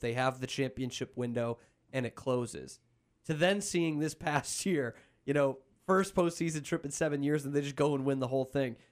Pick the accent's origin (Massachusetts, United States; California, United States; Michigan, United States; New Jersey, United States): Massachusetts, United States; Boston; now in Texas, United States; I grew up in Boston.